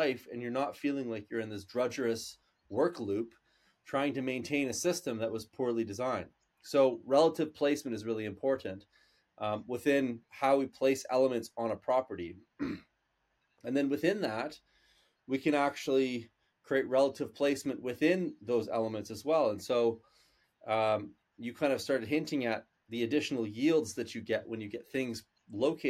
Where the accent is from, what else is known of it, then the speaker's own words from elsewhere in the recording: Canada; we're Canadian